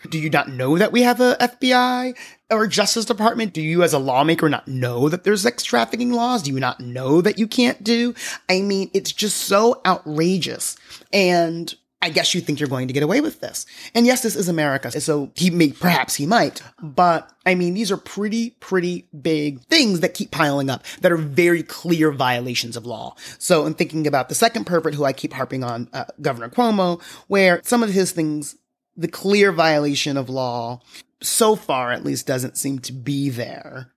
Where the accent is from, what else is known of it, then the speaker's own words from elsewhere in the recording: New York, United States; being a New Yorker and having a New York plate